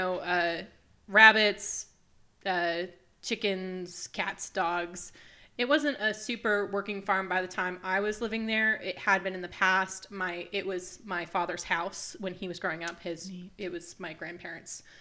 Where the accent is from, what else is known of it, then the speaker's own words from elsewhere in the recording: New Ipswich, New Hampshire, United States; I grew up in New Ipswich. I'm a local girl